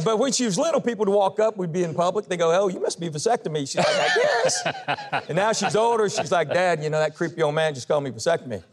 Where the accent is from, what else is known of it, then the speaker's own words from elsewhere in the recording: Knoxville, Tennessee, United States; I was born and raised in Knoxville, Tennessee.